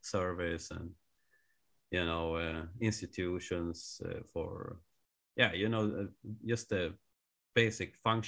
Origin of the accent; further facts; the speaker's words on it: Sweden; I'm from Sweden